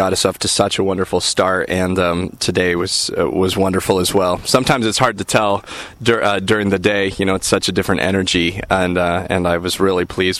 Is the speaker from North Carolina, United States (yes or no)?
no; Utah, United States; moved away as an adult; also born or lived in Arizona / California; I was born in Utah in a very small town, and grew up there and in a very small town in Arizona prior to moving to California in my early 20s.